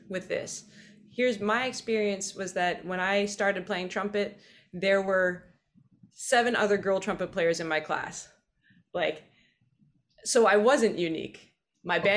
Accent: British Columbia, Canada; moved away as an adult; now in New York City, United States; I'm from British Columbia, Canada. I'm in New York City today, and I've been here for 11 years

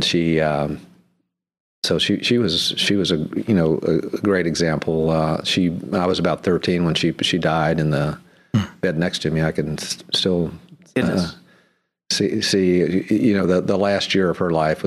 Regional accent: Cincinnati, Ohio, United States; I was born in Cincinnati, Ohio, 1942, in Bethesda Hospital there.

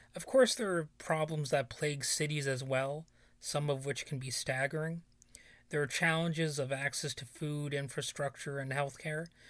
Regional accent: United States; even though I live sixteen miles away from there, my hometown borders on being a ghost town

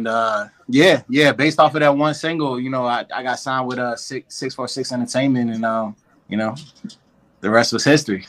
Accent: Richmond, Virginia, United States; also born or lived in Germany; Well, of course, you know … What's good, world? I'm from Richmond, Virginia. I'm actually a military brat. I was born in Germany, and I moved all over the place and everything.

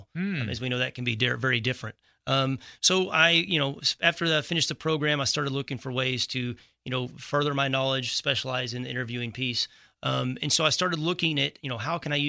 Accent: Texas, United States; I was born and raised in Texas, moved off for

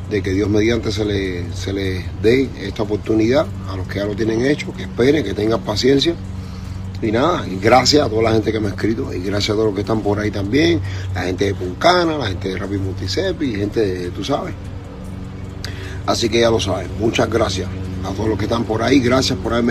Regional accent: Cuba; Yo soy un cubano más en este país.

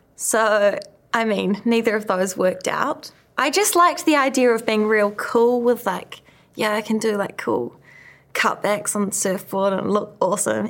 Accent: New Zealand; growing up in New Zealand

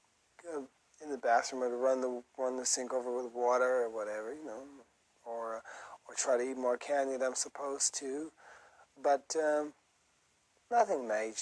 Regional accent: Brixton, London, United Kingdom; But I mean, you know, I'm from Brixton.

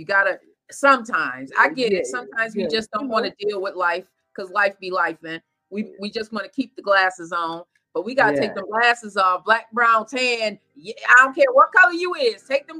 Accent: New York, United States; I guess because I'm like a New Yorker and we get to see all the different seasons.

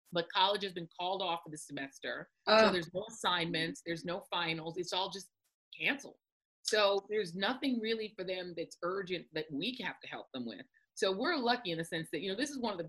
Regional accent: Denver, Colorado, United States; when I was growing up in Denver, when I was growing up there

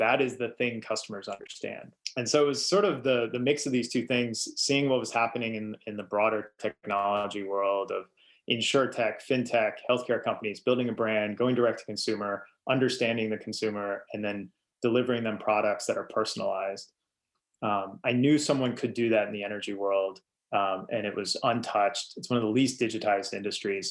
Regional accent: Eastern Kentucky, United States; moved away; I grew up in Eastern Kentucky, and it is coal country

